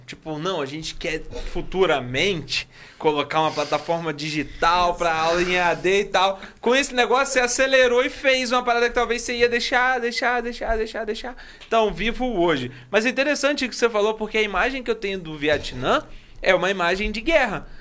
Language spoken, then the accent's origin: Portuguese; Rio de Janeiro, Brazil; a gente é carioca